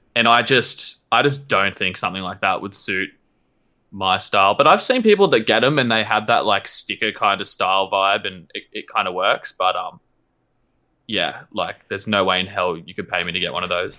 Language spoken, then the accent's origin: English; New South Wales, Australia; I'm from New South Wales.